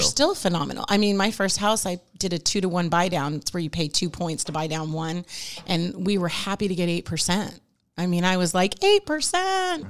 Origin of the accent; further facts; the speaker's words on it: Newport Beach, California, United States; moved away as an adult; now in Rancho Cucamonga, United States; I was from Newport Beach